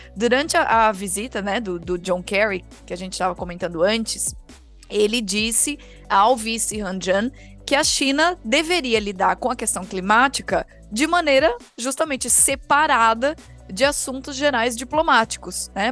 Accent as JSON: {"language": "Portuguese", "country": "Brazil", "said": "como brasileiros"}